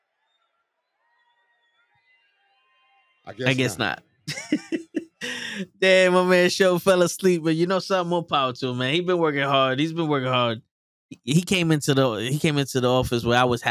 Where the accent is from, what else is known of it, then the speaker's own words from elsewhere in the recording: New York City, New York, United States; I'm Puerto Rican from the Bronx